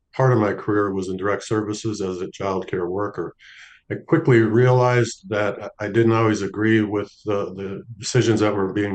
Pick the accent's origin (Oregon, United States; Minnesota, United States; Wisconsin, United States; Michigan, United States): Minnesota, United States; St. Paul; moved away as an adult; also born or lived in Los Angeles / San Antonio; I ended up moving back to my hometown, St. Paul, Minnesota